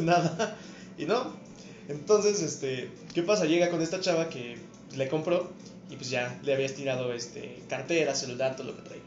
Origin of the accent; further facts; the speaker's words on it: Mexico; hablando como mexicano